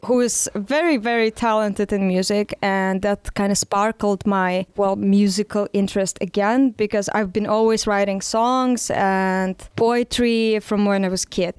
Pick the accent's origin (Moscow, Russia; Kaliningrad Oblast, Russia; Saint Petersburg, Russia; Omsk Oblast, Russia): Saint Petersburg, Russia; English is a second language; moved away as an adult; also born or lived in Neryungri, Yakutia, Russia; now in Barcelona, Spain; I lived there with my family and I grew up mostly there